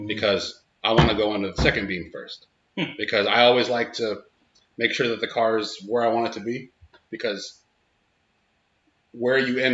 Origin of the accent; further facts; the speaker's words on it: Manteca, California, United States; also born or lived in Fresno, California; I grew up in Manteca, California, which is a small, or it was like 35,000 people.